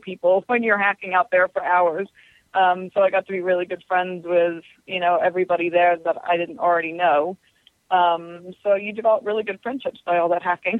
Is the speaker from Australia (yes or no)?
no; England, United Kingdom; now in United States; I'm originally from England, so I sort of had that tie already to that area